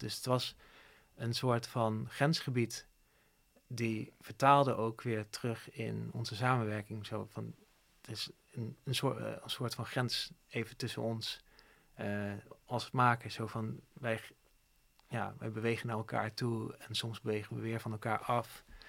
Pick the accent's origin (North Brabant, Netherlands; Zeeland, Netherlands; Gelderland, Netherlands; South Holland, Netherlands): Gelderland, Netherlands; Zevenaar; moved away; also born or lived in Didam; ik kom dan oorspronkelijk uit Zevenaar en Huid, Didam. Het zijn twee dorpjes die naast elkaar liggen